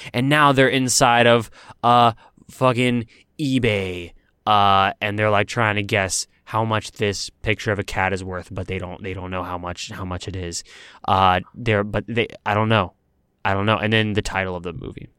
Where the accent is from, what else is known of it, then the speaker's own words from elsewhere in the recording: Texas, United States; moved away as an adult; now in Los Angeles, United States; I moved from my home state of Texas to pursue my dreams in Los Angeles